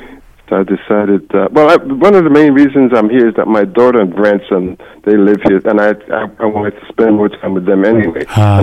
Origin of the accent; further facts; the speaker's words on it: New York City, New York, United States; moved away as an adult; now in Charlotte, United States; Yes, I'm formerly from the Big Apple.